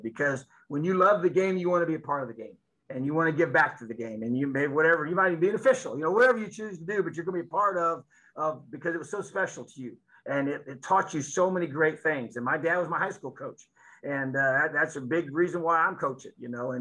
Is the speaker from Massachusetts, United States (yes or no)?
no; Indiana, United States; also born or lived in Florida; being born and raised here, coaching high school football here